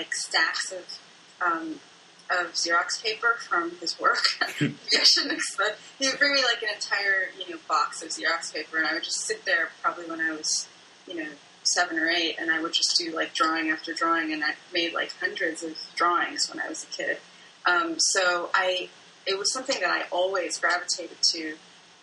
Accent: D.C., Maryland, United States; moved away as an adult; also born or lived in Bloomington-Normal, Illinois; now in Chicago, United States; I grew up in Maryland, outside of Washington, D.C., and came to Chicago to go to school.

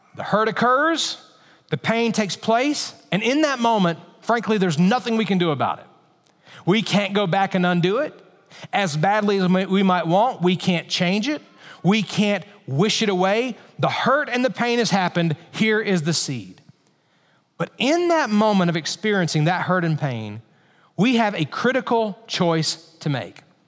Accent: Alabama, United States; I grew up in Alabama

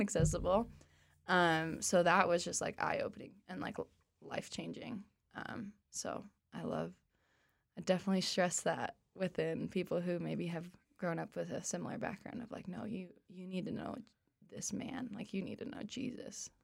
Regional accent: Arvada, Colorado, United States; also born or lived in Oklahoma; I grew up in Colorado. I'm from Arvada

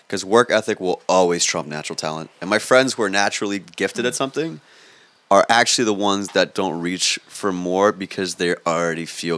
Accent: Queens, New York, United States; also born or lived in Long Island; I was born in Queens. Then nice. My parents got money after 25 years of saving money. We used to live in a one bedroom in Queens, and then we one day just moved to a house in Long Island

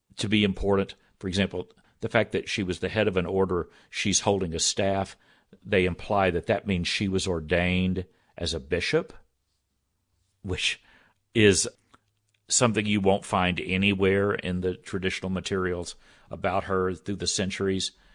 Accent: Texas, United States; I grew up Southern Baptist in Texas

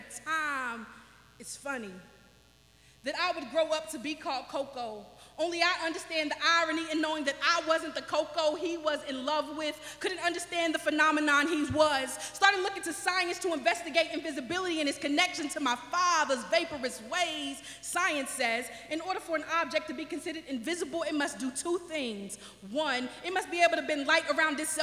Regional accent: Owensboro, Kentucky, United States; I am from Owensboro, Kentucky.

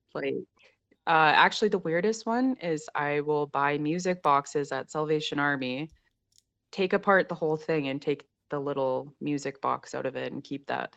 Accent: Saskatchewan, Canada; it's something that I grew up around in Saskatchewan a lot

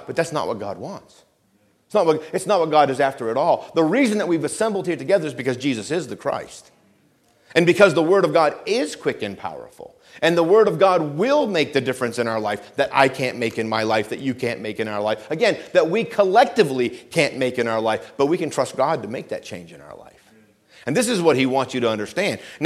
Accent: Vermont, United States; where I grew up in Vermont

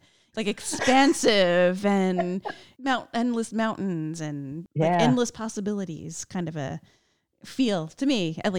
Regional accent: New Jersey, United States; I grew up in New Jersey. So we've got like the Jersey Shore, which is beautiful

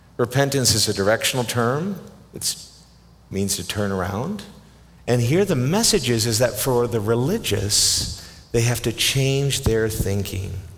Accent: Canada; I'm Canadian

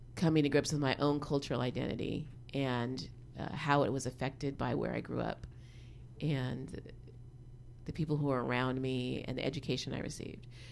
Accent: Seattle, Washington, United States; moved away as an adult; also born or lived in Berkeley, California; now in Oakland, United States; I'm from Seattle originally

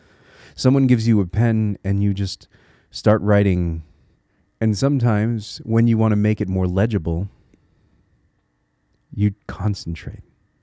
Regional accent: Connecticut, United States; now in Minnesota, United States; See, I'm a transplant. I live in Minnesota right now, but I'm from Connecticut.

